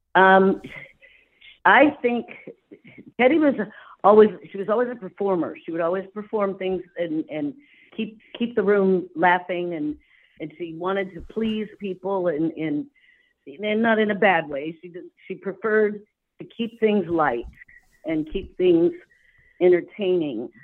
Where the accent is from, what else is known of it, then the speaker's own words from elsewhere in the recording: California, United States; moved away as an adult; also born or lived in Indiana; I grew up out there in California